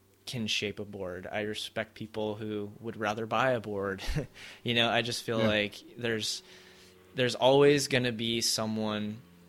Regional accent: Cerritos, California, United States; I grew up in Cerritos

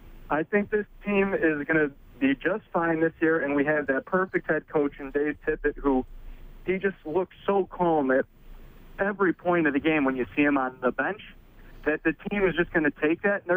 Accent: Chicago, Illinois, United States; I'm from Chicago.

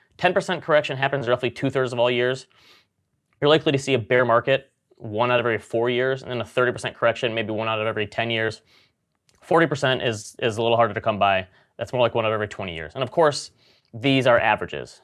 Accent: Grand Rapids, Michigan, United States; born or raised there

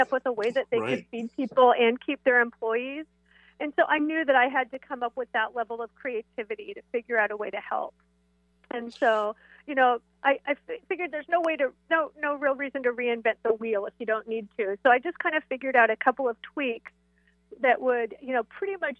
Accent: East Side, Washington, United States; I have so many fond memories of my home here on the East Side

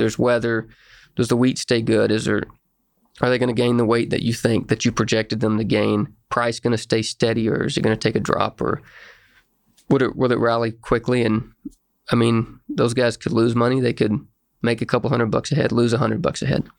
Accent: Ringling, Oklahoma, United States; I grew up in Ringling, Oklahoma, small town west of Ardmore.

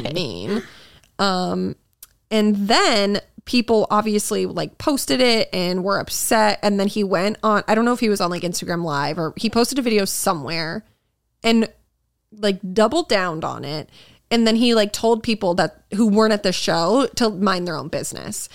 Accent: Massachusetts, United States; I grew up in Massachusetts

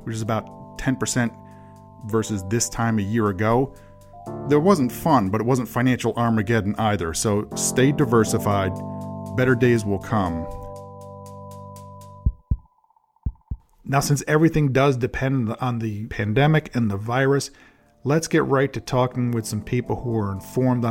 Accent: United States; as an American

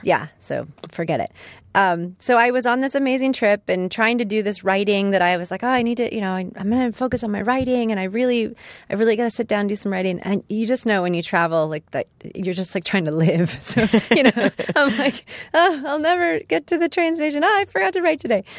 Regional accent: Los Angeles, California, United States; my hometown

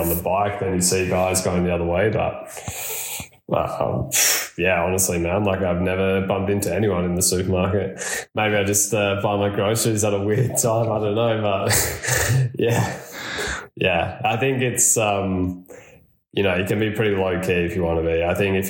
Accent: Australia; now in Andorra; as an Aussie

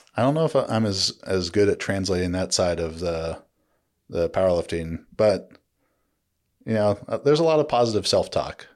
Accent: Orange County, California, United States; growing up in Orange County

